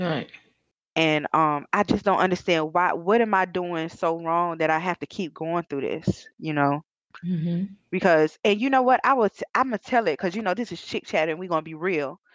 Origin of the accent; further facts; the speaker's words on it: Georgia, United States; I was raised in Georgia